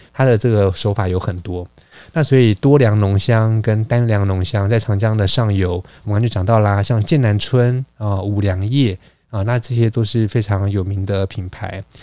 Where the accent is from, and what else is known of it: Taiwan